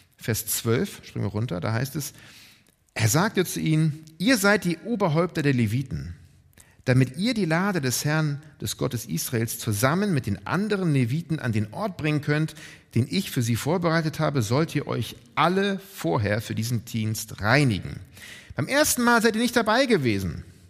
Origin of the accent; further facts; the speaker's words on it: Northern Germany, Germany; als Deutsche oder Norddeutsche